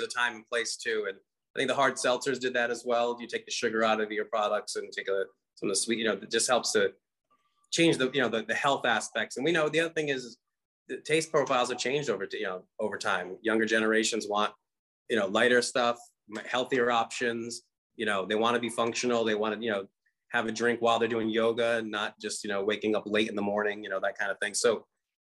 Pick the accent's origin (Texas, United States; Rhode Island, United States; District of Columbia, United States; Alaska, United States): Rhode Island, United States; Pawtucket; moved away as an adult; also born or lived in California; now in US Virgin Islands; being from growing up in Pawtucket in the early days